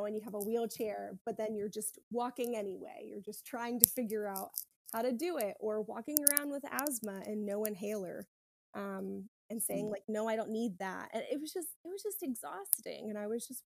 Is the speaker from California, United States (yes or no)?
no; South Carolina, United States; now in Florida, United States; I'm from South Carolina and I wanted to go to a school there.